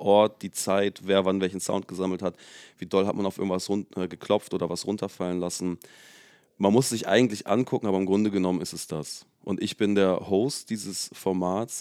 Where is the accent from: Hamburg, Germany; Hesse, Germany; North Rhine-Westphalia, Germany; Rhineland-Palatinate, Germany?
Hamburg, Germany; south of; wir sind in meiner quasi Heimat, also ich komme aus dem Süden von Hamburg. Mhm. Und das ist von hier jetzt so zu meinem Elternhaus, wäre es wahrscheinlich 20 Minuten im Auto.